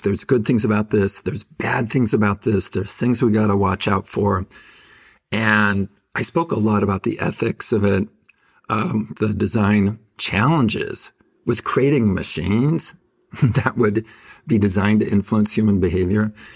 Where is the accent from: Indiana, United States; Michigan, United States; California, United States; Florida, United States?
California, United States; Fresno; born or raised there